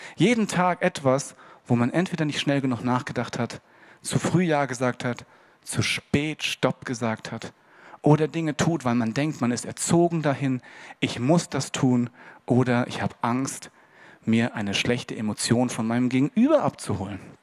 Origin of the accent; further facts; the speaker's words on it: Hesse, Germany; Bei uns in Hessen